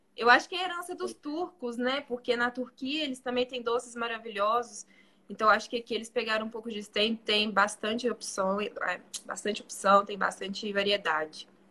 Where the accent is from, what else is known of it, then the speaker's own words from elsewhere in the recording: Belo Horizonte, Minas Gerais, Brazil; moved away as an adult; now in Bosnia and Herzegovina; eu sou de BH